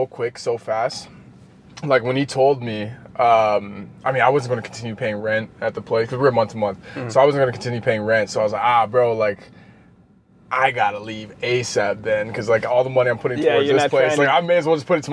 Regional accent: Manitoba, Canada; growing up in Canada

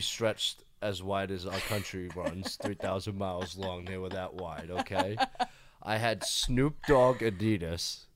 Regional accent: Fall River, Massachusetts, United States; moved away as an adult; also born or lived in Nashville, Tennessee; now in Hollywood, United States; born and raised in Fall River, Massachusetts

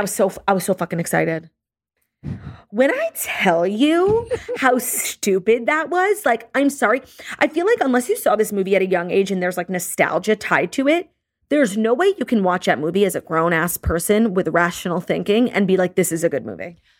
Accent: New York, United States; I grew up in New York, and it's called the Ashtray

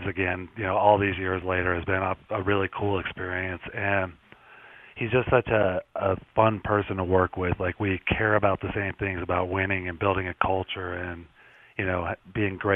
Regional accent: Colorado, United States; growing up in Colorado

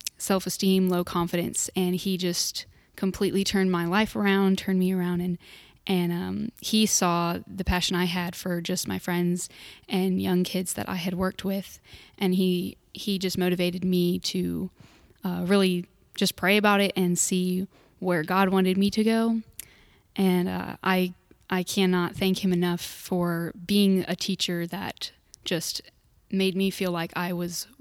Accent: Houston, Texas, United States; now in Bartlesville, United States; I'm from Houston, Texas

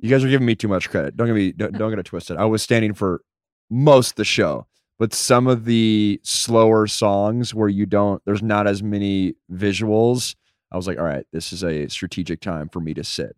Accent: United States; as an American man

